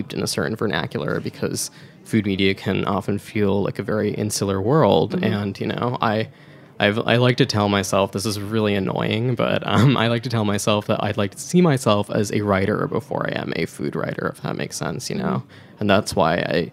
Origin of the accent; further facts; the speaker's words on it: Edison, New Jersey, United States; also born or lived in North Brunswick, New Jersey; the parts of New Jersey where I grew up, both Edison and North Brunswick